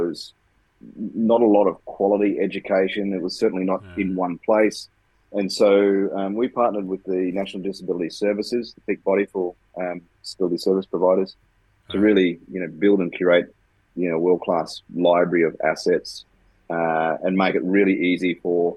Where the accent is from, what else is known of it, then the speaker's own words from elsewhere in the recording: Queensland, Australia; we're from Queensland, so we're rugby league mad